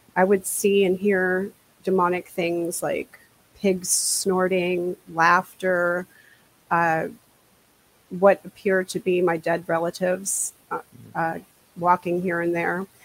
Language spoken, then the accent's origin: English; New Jersey, United States; also born or lived in Washington State; now in Washington, United States; I grew up in New Jersey